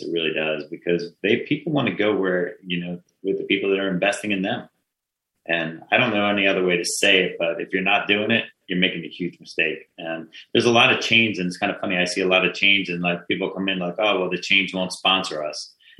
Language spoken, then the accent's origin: English; New Jersey, United States; I'm from Jersey.